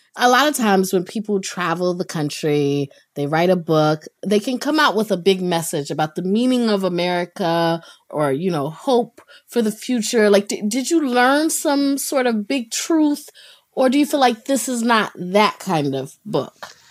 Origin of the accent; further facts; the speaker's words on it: North Carolina, United States; I grew up in North Carolina